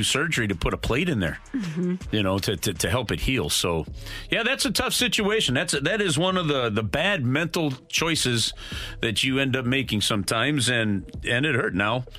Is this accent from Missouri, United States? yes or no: yes; St. Louis, Missouri, United States; I'm from St. Louis.